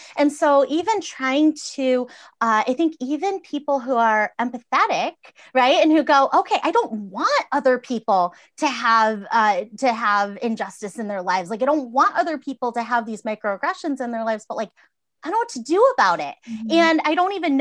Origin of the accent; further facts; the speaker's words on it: Massachusetts, United States; I grew up in Massachusetts